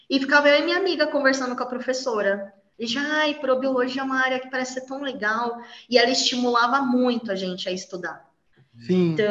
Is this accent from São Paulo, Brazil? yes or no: yes; São Paulo, Brazil; sou de São Paulo.